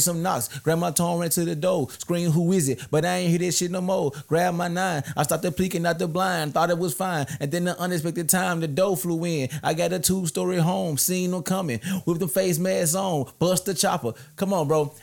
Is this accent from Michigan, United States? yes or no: no; Memphis, Tennessee, United States; I'm from North Memphis.